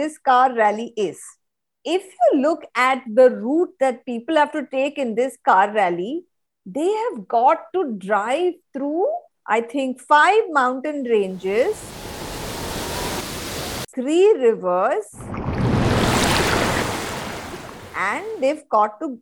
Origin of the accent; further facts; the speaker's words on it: India; also from India